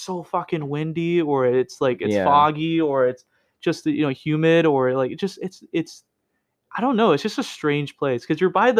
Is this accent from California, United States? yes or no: yes; Oakland, California, United States; moved away; I come from Oakland